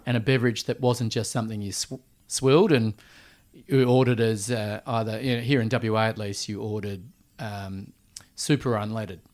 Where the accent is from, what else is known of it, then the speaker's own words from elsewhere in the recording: Perth, Western Australia, Australia; also born or lived in Switzerland / Vancouver, Canada / Sydney; growing up in Perth